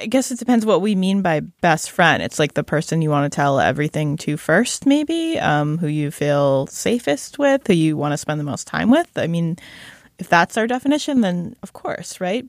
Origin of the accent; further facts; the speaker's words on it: Shaker Heights, Ohio, United States; recognizing my hometown